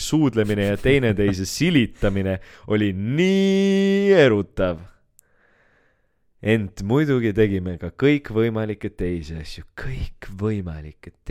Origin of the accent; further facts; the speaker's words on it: Keila, Harju County, Estonia; ma olen Keilist